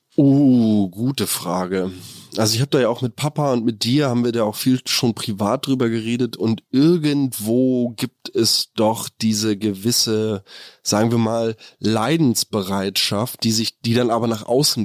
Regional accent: Germany; wir als Deutschland, als Deutsche

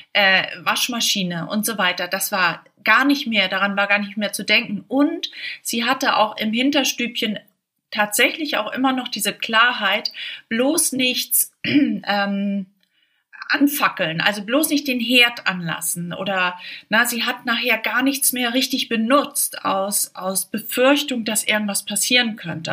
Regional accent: Schleswig-Holstein, Germany; ich komme aus Schleswig-Holstein

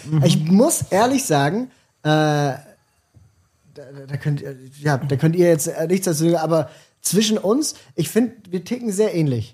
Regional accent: Basel, Basel-Stadt, Switzerland; ich komme für mich gesehen aus einer Stadt, aus ja. einer Großstadt, ganz, ganz groß. Basel, 160.000 Einwohner.

